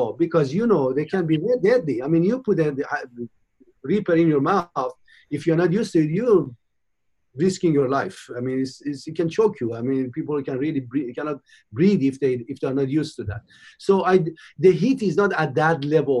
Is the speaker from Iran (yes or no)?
yes; Iran; moved away as an adult; also born or lived in United Kingdom / Michigan / Cincinnati / Philadelphia; now in United States; I was born in Iran in 54. And I left my old country in 1975 as a young 19-year-old, went to the United Kingdom